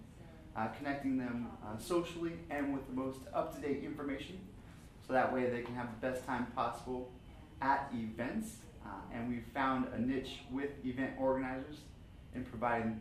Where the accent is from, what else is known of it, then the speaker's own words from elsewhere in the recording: Sacramento, California, United States; Born and raised in Sacramento